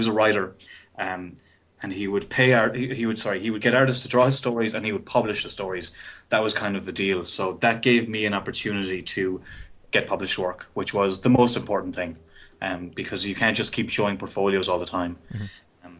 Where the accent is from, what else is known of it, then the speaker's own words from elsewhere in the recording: Ireland; accent: Irish; I went to college in Limerick, back home or here in Ireland